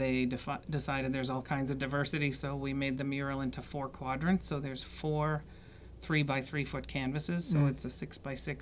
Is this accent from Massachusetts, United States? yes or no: yes; Canton, Massachusetts, United States; moved away; also born or lived in Washington, D.C.; I grew up in Canton